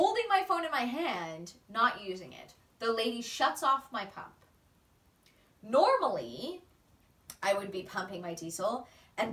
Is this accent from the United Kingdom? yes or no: no; Canada; now in Australia; I am Canadian